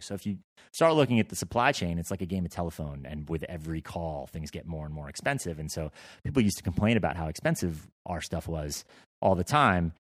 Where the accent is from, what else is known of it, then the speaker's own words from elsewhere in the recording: Vermont, United States; I grew up in Vermont